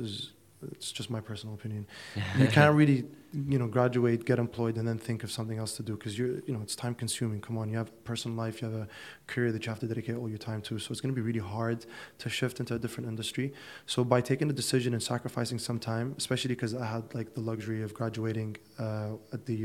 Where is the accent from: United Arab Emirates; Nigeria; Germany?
United Arab Emirates; Abu Dhabi; also born or lived in Dubai; Born and raised in Abu Dhabi